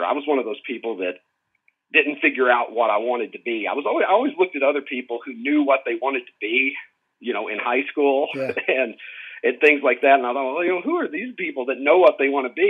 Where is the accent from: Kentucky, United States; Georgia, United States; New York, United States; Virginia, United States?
Kentucky, United States; Horse Cave; I am from the metropolis of Horse Cave, Kentucky